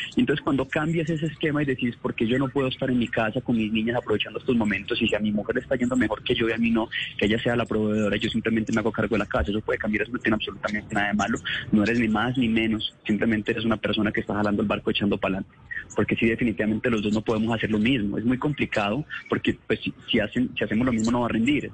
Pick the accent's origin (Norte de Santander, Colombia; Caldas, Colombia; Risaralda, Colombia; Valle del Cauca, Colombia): Caldas, Colombia; Manizales; Yo me crié en Manizales